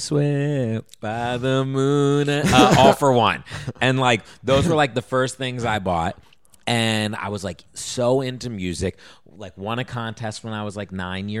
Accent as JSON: {"language": "English", "region": "Virginia", "country": "United States", "tie": "born or raised there", "also_born_or_lived": "Texas / Los Angeles", "said": "I grew up in Virginia."}